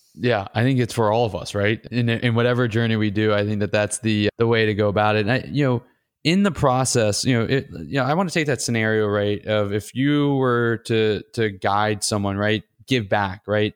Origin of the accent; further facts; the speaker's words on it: Atlanta, Georgia, United States; my hometown at Georgia Tech